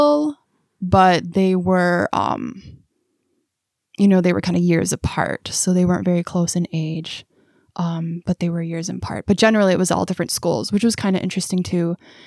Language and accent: English; Milwaukee, Wisconsin, United States; moved away as an adult; now in Waupaca, United States; I'm originally from Milwaukee, but I moved up here because my husband found a job in Waupaca